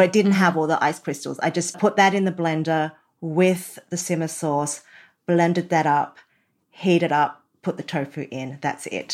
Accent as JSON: {"language": "English", "country": "Australia", "tie": "born or raised there", "said": "I was born in Australia"}